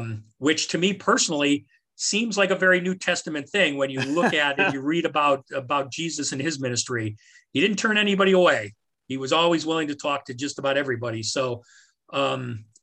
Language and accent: English; New York, United States; now in Valparaiso, United States; I'm from New York